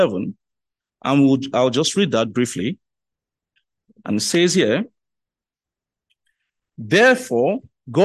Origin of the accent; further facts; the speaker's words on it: Lagos, Nigeria; I was born and bred in Lagos